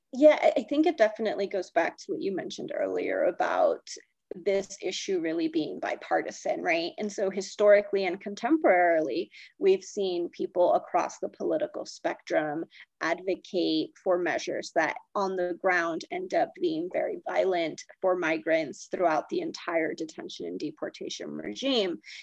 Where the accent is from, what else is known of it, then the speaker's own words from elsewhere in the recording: Northern California, United States; now in Denver, United States; i was born and raised in northern california